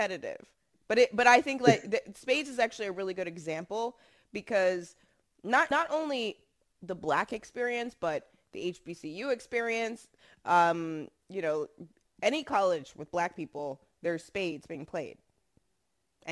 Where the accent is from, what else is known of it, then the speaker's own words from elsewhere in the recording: United States; Black Americans